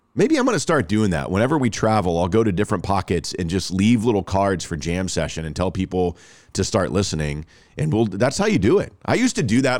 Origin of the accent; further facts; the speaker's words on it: Rockwall, Texas, United States; Rockwall, my hometown